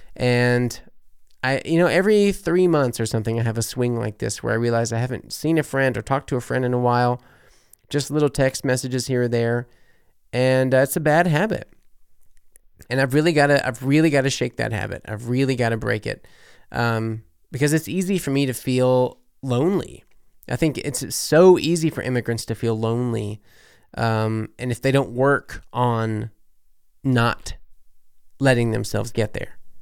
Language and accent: English; New Orleans, Louisiana, United States; moved away as an adult; also born or lived in Berlin, Germany; now in Germany; I'm from New Orleans